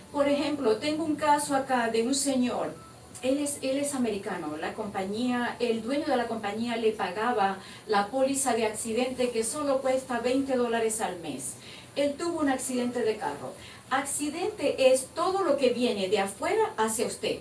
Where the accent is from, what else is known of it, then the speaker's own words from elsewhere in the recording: Maracaibo, Zulia, Venezuela; moved away as an adult; also born or lived in Valencia, Venezuela; now in United States; Yo soy de Maracaibo